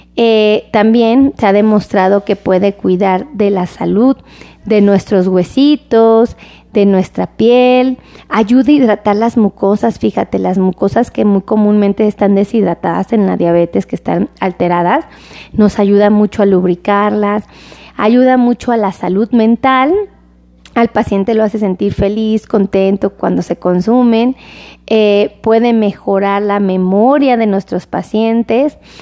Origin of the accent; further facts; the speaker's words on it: Mexico; como mexicano